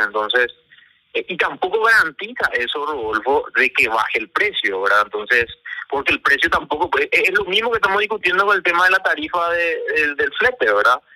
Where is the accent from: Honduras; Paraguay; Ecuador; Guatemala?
Paraguay; Como paraguayo